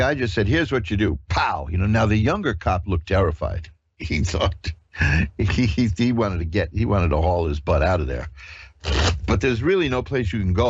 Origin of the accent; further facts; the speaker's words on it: New York, United States; I'm a native New Yorker